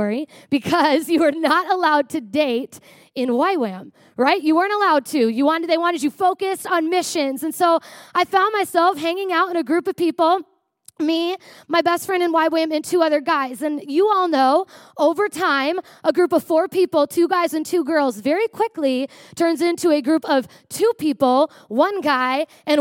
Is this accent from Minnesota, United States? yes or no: yes; Prior Lake, Minnesota, United States; I grew up in Prior Lake, Minnesota.